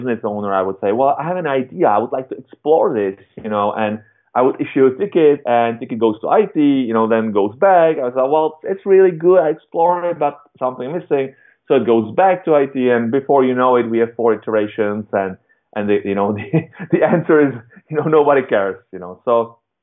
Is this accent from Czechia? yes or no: yes; Czechia; I was born in Europe, in Czech Republic